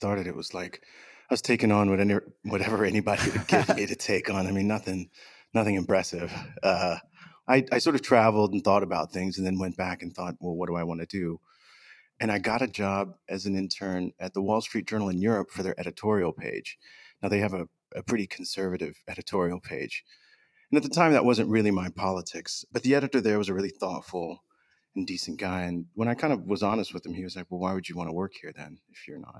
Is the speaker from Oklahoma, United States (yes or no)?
no; Southern Virginia, United States; My family's Pakistani. I was born in Southern Virginia, right on the border with North Carolina.